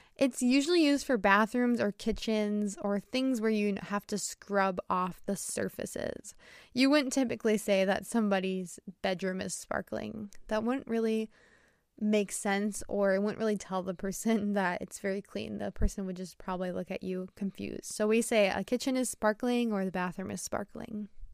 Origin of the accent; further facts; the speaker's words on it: United States; I'm an American English teacher